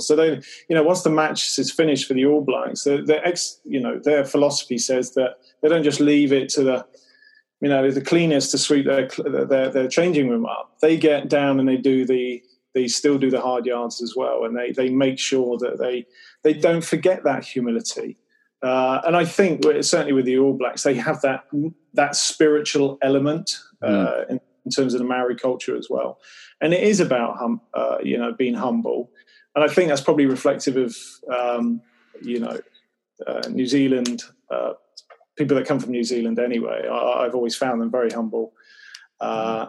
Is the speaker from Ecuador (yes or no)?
no; Cornwall and Devon, South West England, United Kingdom; also born or lived in Newquay, Cornwall; I grew up in Cornwall and then Devon